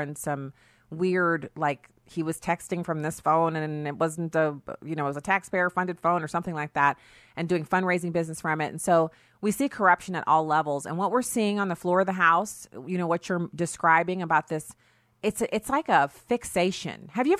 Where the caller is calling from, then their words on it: Missouri, United States; I'm broadcasting from Missouri